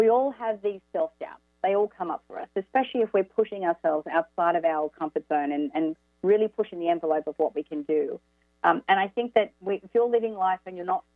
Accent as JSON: {"language": "English", "town": "Orange", "region": "New South Wales", "country": "Australia", "tie": "born or raised there", "also_born_or_lived": "Sydney", "moved": "as an adult", "said": "Orange is my hometown."}